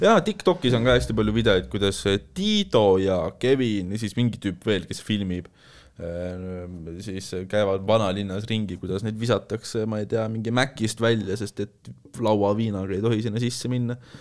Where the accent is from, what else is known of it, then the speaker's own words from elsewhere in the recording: Saare County, Estonia; moved away; ma olen originaalis pärit Saaremaalt